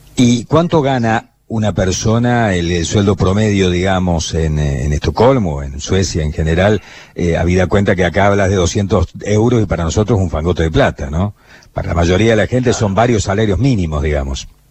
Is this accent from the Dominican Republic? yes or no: no; Argentina; cómo somos los argentinos, cómo actuamos los argentinos